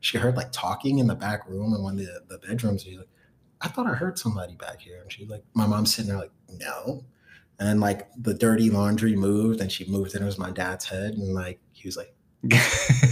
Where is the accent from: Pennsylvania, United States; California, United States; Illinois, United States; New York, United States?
New York, United States; New York City; where I grew up in Brooklyn was Clinton Hills. I lived on Clinton and Myrtle